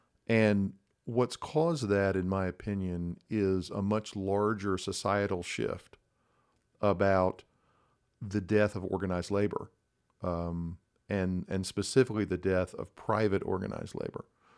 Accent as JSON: {"language": "English", "region": "Texas", "country": "United States", "tie": "born or raised there", "said": "I'm a native Texan, was born and raised in the North Texas area, grew up in, you know, bedroom community suburbs, went to college and law school in Texas"}